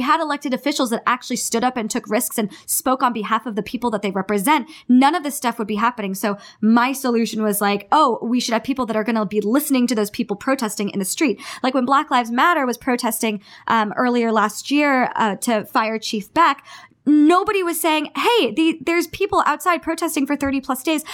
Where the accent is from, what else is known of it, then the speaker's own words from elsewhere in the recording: Sunnyvale, California, United States; moved away as an adult; now in Los Angeles, United States; growing up in the Bay Area, which is very progressive